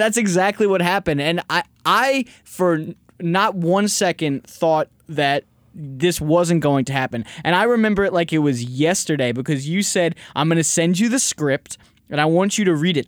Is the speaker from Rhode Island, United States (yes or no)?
no; New York, United States; now in Los Angeles, United States; I was from New York.